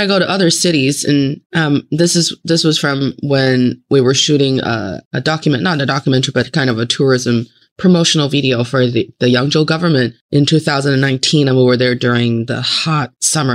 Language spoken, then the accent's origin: English; Northeast China, China; moved away; also born or lived in Northeast United States; I am from the Northeast part of China and then I was enjoying my life in Northeast part of the United States.